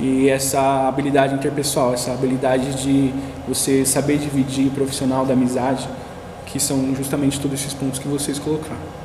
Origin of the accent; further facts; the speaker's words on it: São Paulo, Brazil; E eu sou do Jabaquara